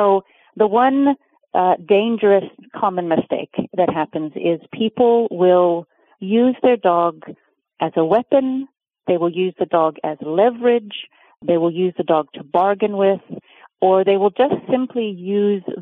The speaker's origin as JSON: {"language": "English", "region": "Oregon", "country": "United States", "tie": "born or raised there", "moved": "yes", "lives_now": "Cape Town, South Africa", "said": "So I was born in Oregon, and I grew up in Oregon, but I actually live in South Africa"}